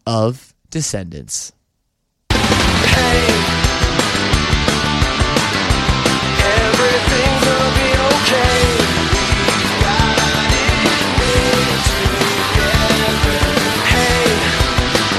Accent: Oakville, Ontario, Canada; I'm Canadian. I grew up just outside, well, in Oakville, Ontario, just outside Toronto.

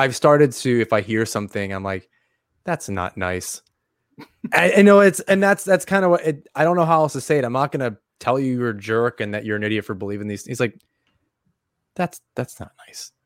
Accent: Long Island, New York, United States; now in Syracuse, United States; I'm from Long Island originally. So I, I grew up there

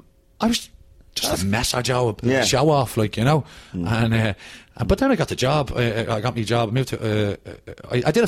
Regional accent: Dublin, Leinster, Ireland; also born or lived in Fairview, Dublin / Ballymun, Dublin; I grew up in Finglas

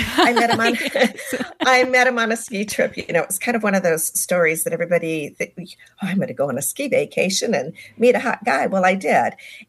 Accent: Southern California, United States; moved away as an adult; also born or lived in Park City, Utah; I grew up in Southern California, born and raised.

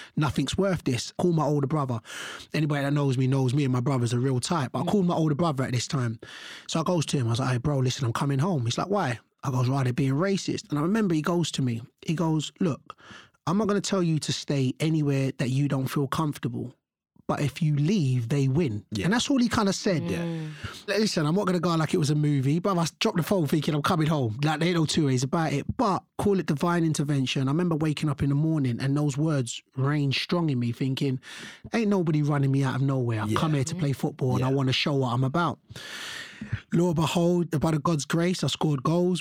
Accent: London, United Kingdom; I was born and raised here in London.

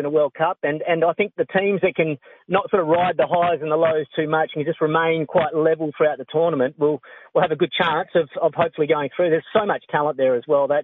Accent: Australia; being an Australian

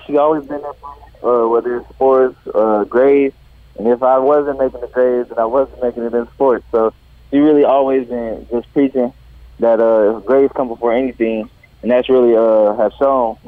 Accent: Kansas City, Missouri, United States; Mizzou, my home state

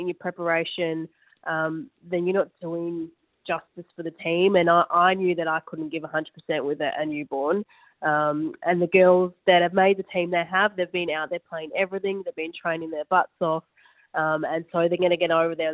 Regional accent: Australia; as Australian players

